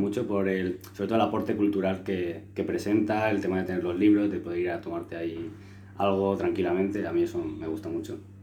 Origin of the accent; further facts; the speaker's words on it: Los Alcázares, Region of Murcia, Spain; allí en mi pueblo